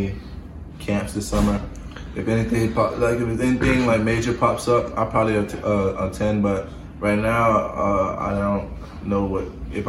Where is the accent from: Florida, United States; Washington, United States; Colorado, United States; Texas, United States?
Florida, United States; I feel like I'm from Florida, so I feel like we're the best.